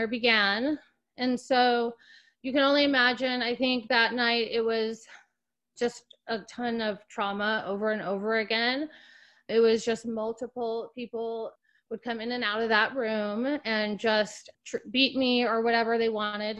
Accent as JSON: {"language": "English", "town": "Salt Lake City", "region": "Utah", "country": "United States", "tie": "born or raised there", "also_born_or_lived": "Los Angeles", "moved": "as an adult", "said": "I grew up in Salt Lake City"}